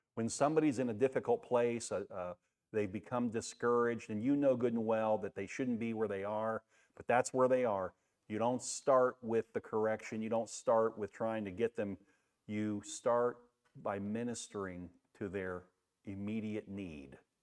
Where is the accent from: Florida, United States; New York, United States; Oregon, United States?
Florida, United States; Daytona Beach; Back when I grew up in Daytona Beach, my mom's here